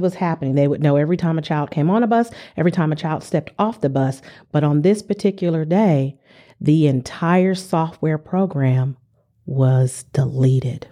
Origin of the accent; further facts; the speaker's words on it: San Diego, California, United States; moved away; I'm from San Diego, California